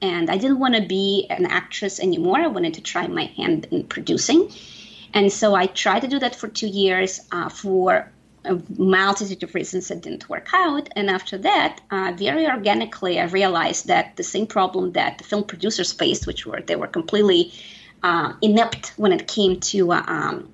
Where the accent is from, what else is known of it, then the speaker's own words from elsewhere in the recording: Saint Petersburg, Russia; now in United States; I am an immigrant. Yes, I am originally from St. Petersburg, Russia. I've been here for close to 25 years